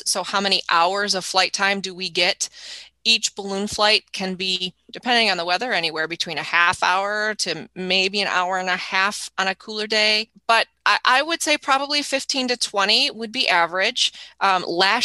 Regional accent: Jackson, Michigan, United States; also born or lived in Washington, D.C.; I grew up in Jackson

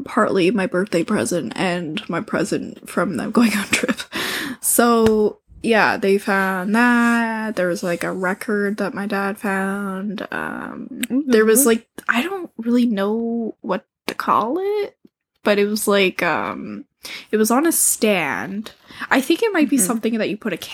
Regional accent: Canada; we're Canadian

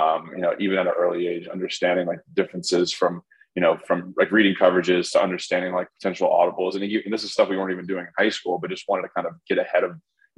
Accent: Baton Rouge, Louisiana, United States; moved away as an adult; also born or lived in Chicago; Born in Baton Rouge, Louisiana

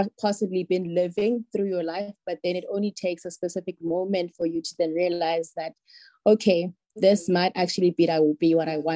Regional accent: Cape Town, Western Cape, South Africa; I was born in the Eastern Cape and came to Cape Town when I was about 2 years old, and I've lived with my parents since

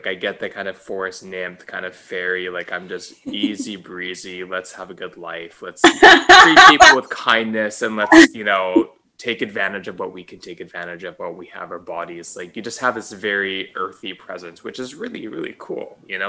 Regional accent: Vancouver, British Columbia, Canada; Yeah, so I grew up in Kerrisdale. And I'm from, Rachel and I are both Jewish.

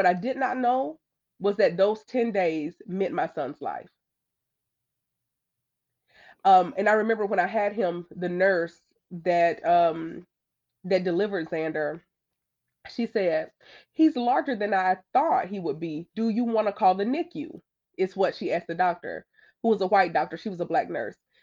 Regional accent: Alabama, United States; growing up in the Bible Belt, growing up in Alabama

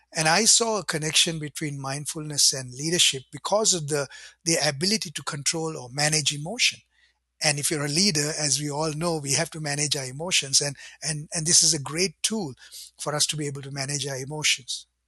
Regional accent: Sri Lanka; now in Ottawa, Canada; I grew up in Sri Lanka in a Buddhist home

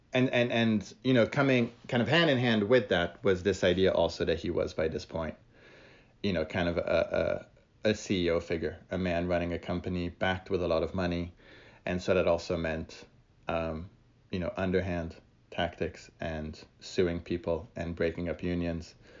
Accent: France; I grew up in France

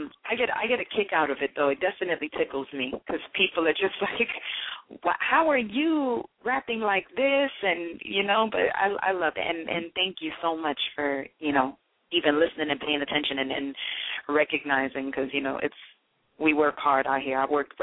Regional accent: Miramar, Florida, United States; also born or lived in Mandeville, Jamaica; now in New York City, United States; I'm originally from Florida, from South Florida, Miramar, Florida. I was raised back and forth between Miramar and Mandeville, Jamaica. I would go back and forth a lot.

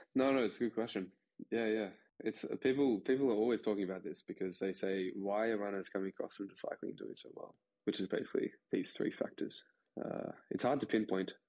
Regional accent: Australia; as an Australian

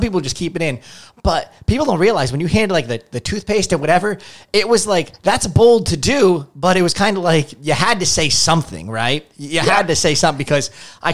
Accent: San Diego, California, United States; moved away as an adult; now in New York, United States; we're went from San Diego. We actually just moved to New York

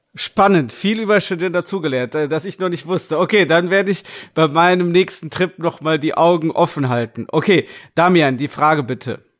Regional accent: Germany; als Deutsche

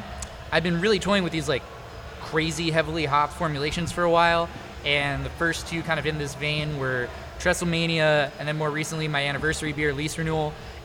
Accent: Mississippi, United States; but I grew up in Mississippi, so a little bit of a storytelling element there.

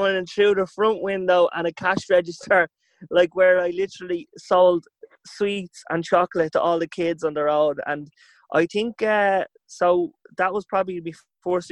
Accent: Dublin, Leinster, Ireland; I lived up the west of Finglas, grew up on a quiet enough little road called Kildonan

